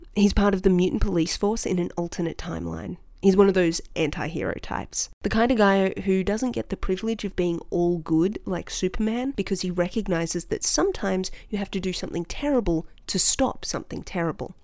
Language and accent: English; Australia; as an Australian